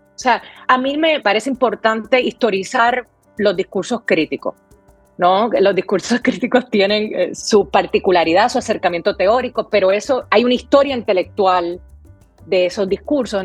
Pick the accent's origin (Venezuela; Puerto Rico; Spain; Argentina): Puerto Rico; San Juan; moved away as an adult; now in New York, United States; yo soy Puerto Rico, específicamente de Río Piedras